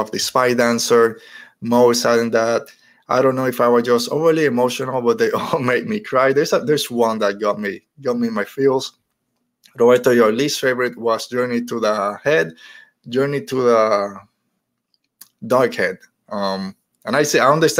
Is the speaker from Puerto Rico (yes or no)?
yes; Puerto Rico; now in United States; as a Puerto Rican, growing up in Puerto Rico, now in the United States